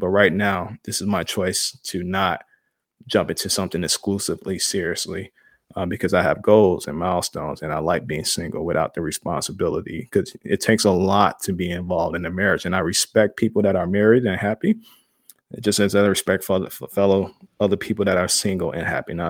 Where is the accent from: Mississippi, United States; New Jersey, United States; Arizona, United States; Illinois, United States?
Illinois, United States; Chicago; I growing up in Chicago and in a black family and in the black community, I always joke with people about it.